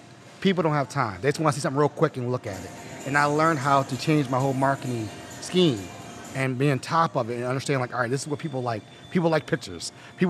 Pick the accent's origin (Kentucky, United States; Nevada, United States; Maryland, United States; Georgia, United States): Maryland, United States; Randallstown; when I grew up in Baltimore, I lived all the way out in Randallstown, Baltimore County.